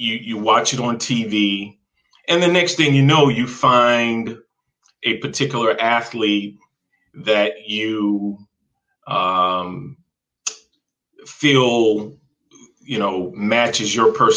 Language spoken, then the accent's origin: English; Jacksonville, Florida, United States; moved away as an adult; I grew up in Jacksonville, Florida